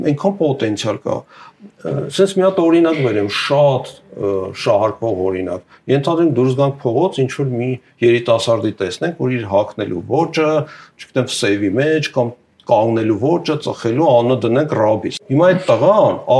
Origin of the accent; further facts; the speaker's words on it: Yerevan, Armenia; Ես Երևանում եմ ծնվել